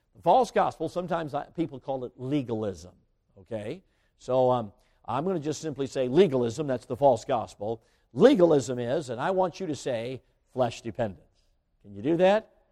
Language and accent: English; Chicago, Illinois, United States; moved away; I grew up right near Midway Airport.